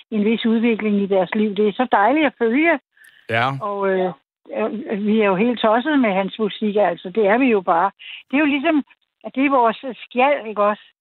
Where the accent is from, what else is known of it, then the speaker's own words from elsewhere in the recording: Birkerød, Capital Region of Denmark, Denmark; moved away; also born or lived in Copenhagen / South Funen; jeg selv født og vokset op i Birkerød, og egentlig var tit i København. Og jeg er uddannet i København på Kongen på Slæn som maler.